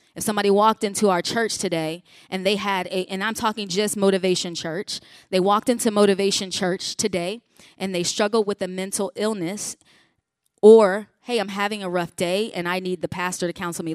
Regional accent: Chicago, Illinois, United States; I grew up in the Chicago region

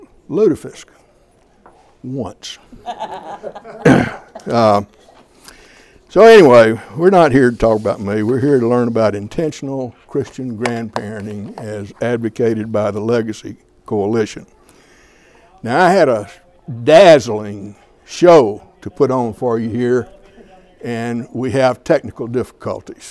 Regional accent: Alabama, United States; moved away as an adult; now in Minnesota, United States; I'm originally from Alabama, but I've lived here longer than I've ever lived in Alabama. I came up here in 1971

